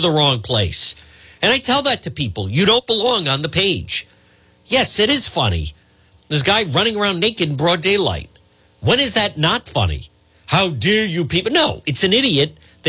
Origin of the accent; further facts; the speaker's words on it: Cranston, Rhode Island, United States; growing up in Edgewood.